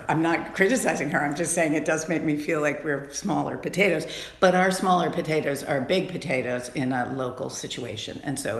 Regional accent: Cleveland, Ohio, United States; also born or lived in Australia; I was born in Australia, but we are from Cleveland.

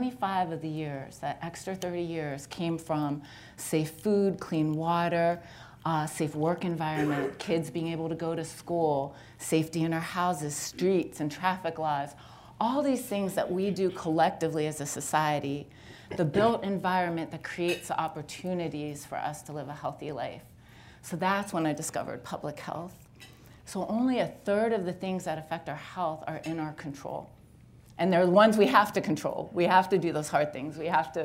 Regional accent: Youngstown, Ohio, United States; also born or lived in Liberty, Ohio; I grew up in Youngstown and went to NeoMed

